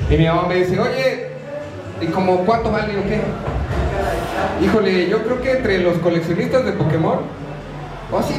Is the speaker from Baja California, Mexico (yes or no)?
no; Guadalajara, Jalisco, Mexico; yo como soy de Guadalajara diría, es bien mucho.